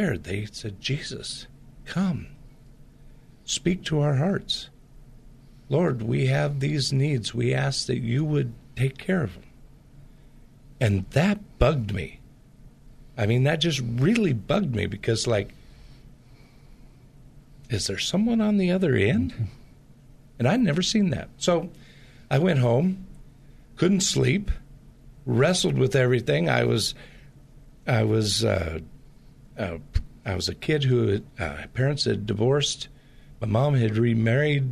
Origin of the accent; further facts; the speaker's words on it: Portland, Pacific Northwest, United States; I grew up in the Pacific Northwest, which has a lot of the same type of culture in the Portland area as the Bay Area does.